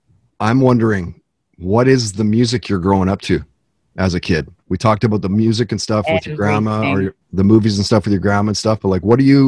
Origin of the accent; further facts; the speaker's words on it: Canada; as a Canadian watching